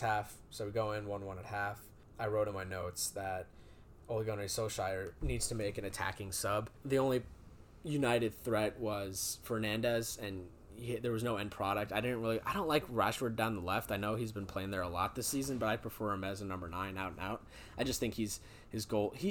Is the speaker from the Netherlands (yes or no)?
yes; Amsterdam, North Holland, Netherlands; I was born in Amsterdam